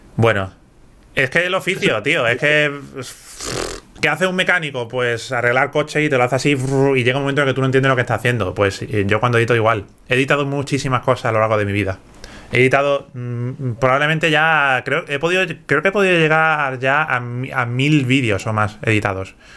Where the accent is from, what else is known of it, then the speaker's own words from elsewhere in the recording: Andalusia, Spain; accent: Andalusian; ahora mismo estoy hablando con mi acento andaluz y, en fin, es que me sale así, me sale así naturalmente.